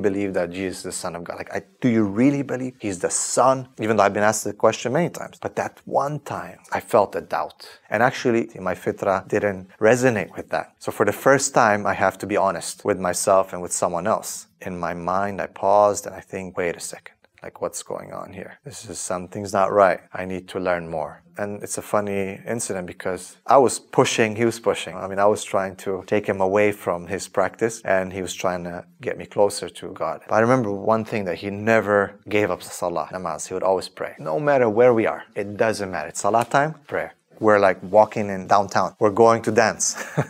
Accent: Transylvania, Romania; moved away; also born or lived in Canada; So I was born in 1983 in Romania, in a famous area called Transylvania.

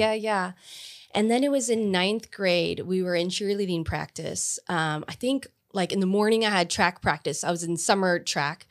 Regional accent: Pharr, Texas, United States; I grew up in Far, um, our school district was so small that we connected to San Juan and Alamo

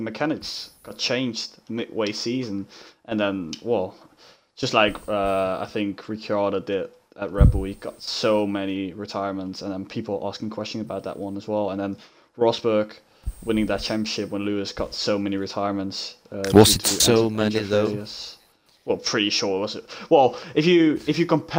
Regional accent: Rotterdam, South Holland, Netherlands; I'm Dutch

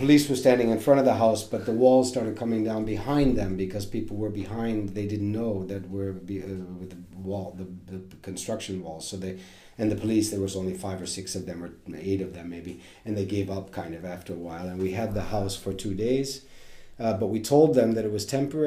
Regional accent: Cleveland, Ohio, United States; moved away as an adult; also born or lived in Massachusetts / Italy; now in Sweden; I was born and raised in Cleveland, Ohio

